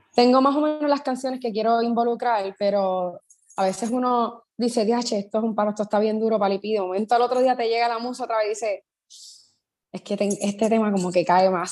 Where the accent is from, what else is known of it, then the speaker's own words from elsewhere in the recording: Puerto Rico; soy de Puerto Rico